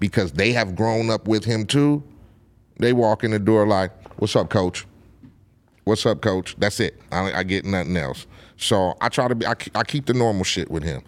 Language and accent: English; Compton, California, United States; I grew up in Compton